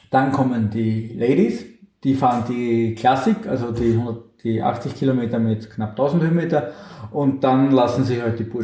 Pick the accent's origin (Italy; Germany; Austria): Austria; St. Pölten, Lower Austria; Also in meiner in meiner Heimatstadt, wo ich herkomme, gibt es seit Jahren